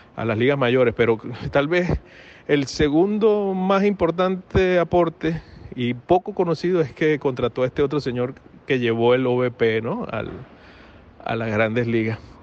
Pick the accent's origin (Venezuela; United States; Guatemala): Venezuela; moved away; yo he sido, como todo venezolano, he sido fanático del béisbol desde, desde muy pequeño